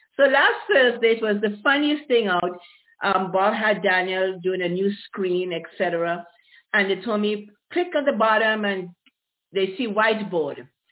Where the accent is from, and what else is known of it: Grenada; born or raised there; also born or lived in Aruba / Caribbean; now in Ontario, California, United States